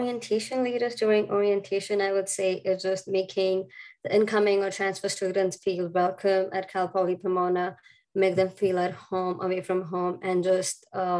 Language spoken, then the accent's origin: English; India; English is a second language